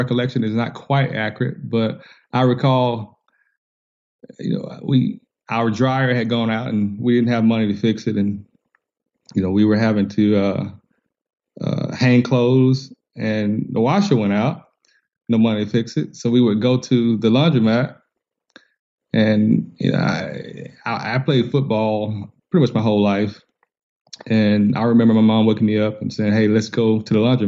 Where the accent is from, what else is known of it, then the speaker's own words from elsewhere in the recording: Macon, Georgia, United States; also born or lived in Atlanta, Georgia; I was born and raised here in Georgia, I guess in the mid 70s in a smaller town in Macon, and moved to Atlanta.